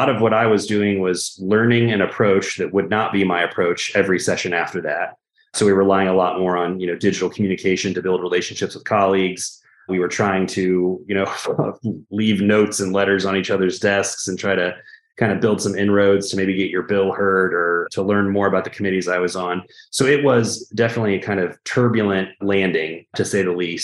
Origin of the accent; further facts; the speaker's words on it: Daleville, Indiana, United States; now in Indianapolis, United States; I grew up in the country, right? I'm from a place called Daleville, Indiana